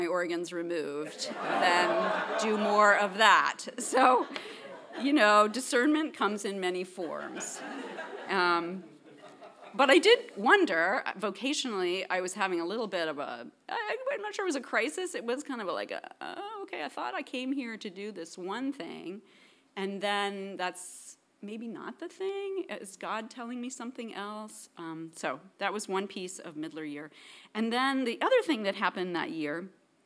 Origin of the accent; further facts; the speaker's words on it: Princeton, New Jersey, United States; also born or lived in Paris; My dad taught here at PTS before me, so I grew up here in Princeton, kind of on the campus.